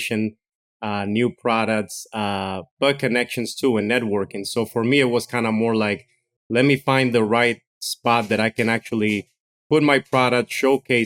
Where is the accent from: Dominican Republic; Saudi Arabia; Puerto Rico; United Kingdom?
Dominican Republic; now in United States; I was born and raised in Dominican Republic my whole life. So when I came to the States